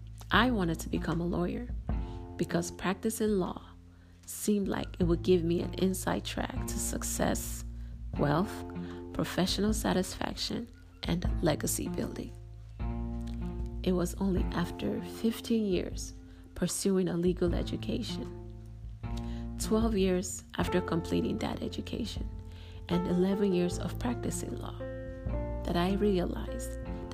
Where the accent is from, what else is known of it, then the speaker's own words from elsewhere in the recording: Nigeria; As a Nigerian